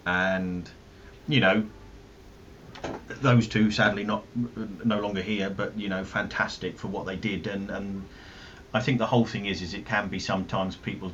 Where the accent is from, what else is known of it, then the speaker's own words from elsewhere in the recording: London, United Kingdom; accent: South London; I'm not as thick with my South London accent as what my dad is